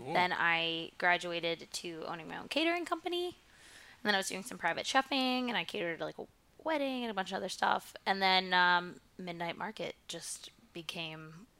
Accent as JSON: {"language": "English", "town": "Jersey City", "region": "New Jersey", "country": "United States", "said": "I'm from Jersey City."}